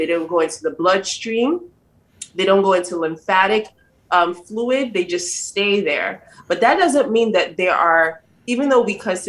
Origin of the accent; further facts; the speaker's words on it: Salisbury, Maryland, United States; moved away as an adult; also born or lived in Georgia / North Carolina / New Jersey; I grew up in Maryland, Salisbury, Maryland, a small city close to Ocean City, Maryland.